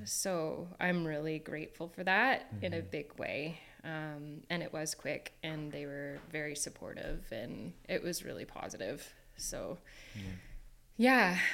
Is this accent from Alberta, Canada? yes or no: no; Kingston, Ontario, Canada; moved away as an adult; also born or lived in Australia; I'm from Kingston, Ontario